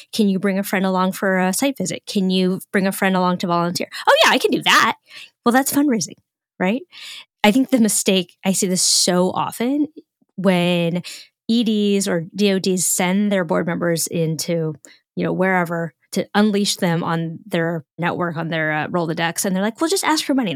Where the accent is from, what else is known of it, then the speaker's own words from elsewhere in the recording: Northern California, United States; I'm from Northern California, so I speak fluent Woo-Woo